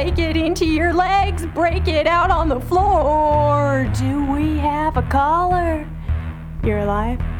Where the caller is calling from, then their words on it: Kelso, Washington, United States; Kelso, Washington.